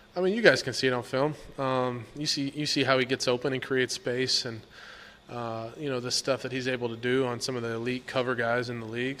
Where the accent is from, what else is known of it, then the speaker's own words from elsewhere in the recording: Texas, United States; moved away as an adult; now in Washington, D.C., United States; I grew up, uh, in Texas, obviously Cowboy country